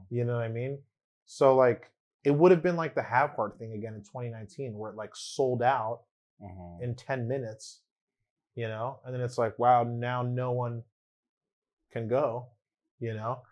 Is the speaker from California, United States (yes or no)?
yes; Long Beach, California, United States; first language English